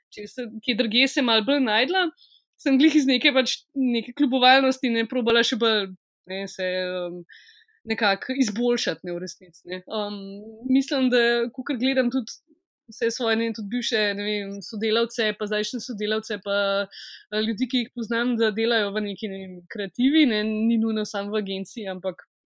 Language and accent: Slovenian; Ljubljana, Slovenia; jaz sem iz Šiške